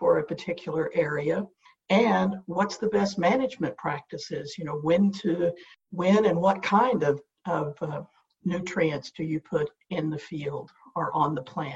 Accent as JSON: {"language": "English", "region": "Southwest Oklahoma", "country": "United States", "tie": "born or raised there", "said": "I grew up in Southwest Oklahoma"}